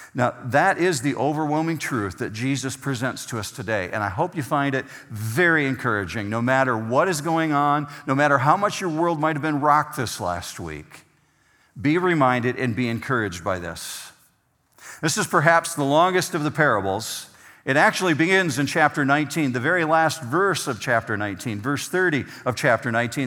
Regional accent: Whitehall, Michigan, United States; moved away as an adult; now in Arizona, United States; the area where I grew up in Whitehall

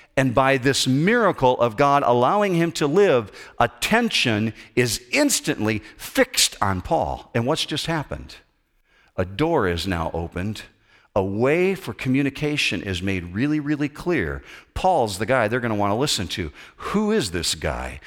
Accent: United States; just being an American guy

